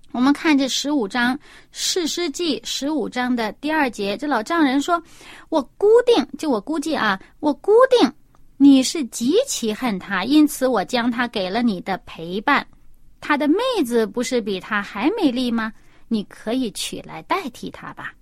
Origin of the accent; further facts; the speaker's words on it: China; 我们中国人